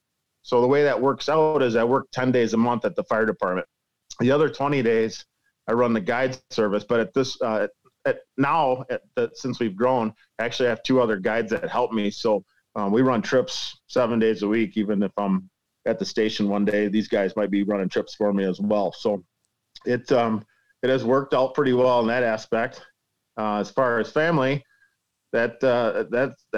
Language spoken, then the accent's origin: English; Lake Koshkonong, Rock River, Wisconsin, United States; I grew up on the Lake Koshkonong Rock River system, which is our home waters, about 2 miles away from my house.